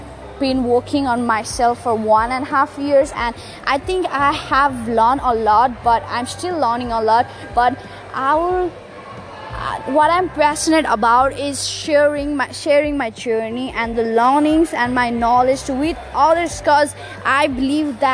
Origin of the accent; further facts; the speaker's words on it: Nepal; moved away as an adult; now in Sydney, Australia; I'm originally from Nepal, but I moved to Sydney for my higher studies